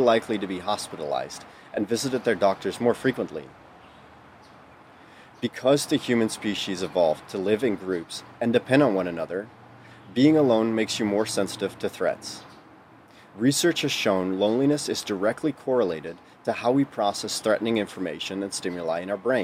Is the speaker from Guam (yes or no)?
no; Netherlands; moved away as an adult; now in United States; born and raised in the Netherlands for the first 20 years of my life